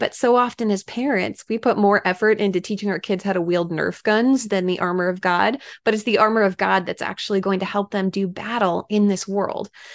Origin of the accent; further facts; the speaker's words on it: Washington, United States; moved away; I was able to speak in my home state of Washington